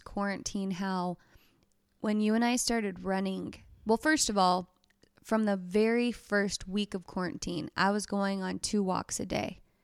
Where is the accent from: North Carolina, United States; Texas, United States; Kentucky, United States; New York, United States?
Texas, United States; moved away as an adult; also born or lived in Bend, Oregon; we're from Texas, y'all